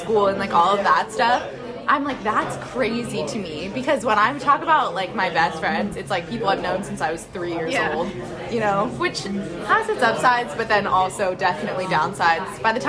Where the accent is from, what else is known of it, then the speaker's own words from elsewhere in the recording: Pittsburgh, Pennsylvania, United States; also born or lived in Sewickley, Pennsylvania; I'm from Pittsburgh.